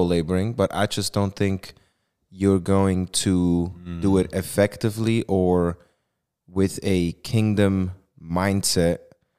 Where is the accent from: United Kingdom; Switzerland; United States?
Switzerland; accent: Swiss; English is a second language; Because my Swiss accent apparently has me say it wrong.